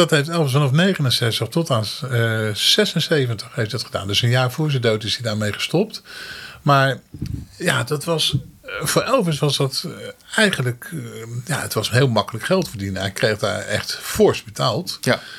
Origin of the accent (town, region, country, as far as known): Netherlands